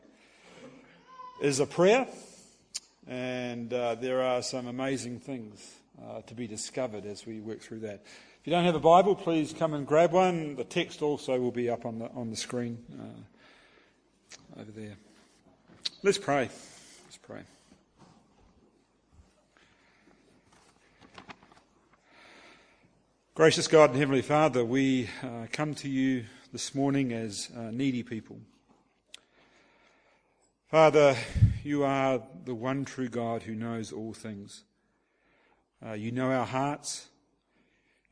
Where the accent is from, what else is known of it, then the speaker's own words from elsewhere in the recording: Hastings, Hawke's Bay, New Zealand; My hometown is Hastings, New Zealand